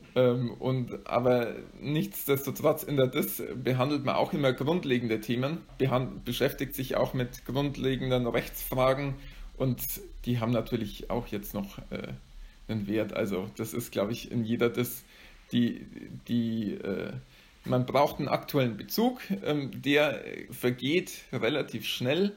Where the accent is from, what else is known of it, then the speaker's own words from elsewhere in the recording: area around Amberg, Bavaria, Germany; also born or lived in Bayreuth; ich stamme aus der Gegend um Amberg